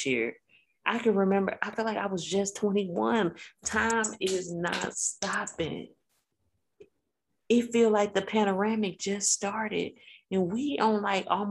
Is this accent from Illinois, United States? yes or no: yes; Chicago, Illinois, United States; now in Alabama, United States; I've been in Alabama for 11 years now. And if you ask me, I'm from Chicago, and that's forever.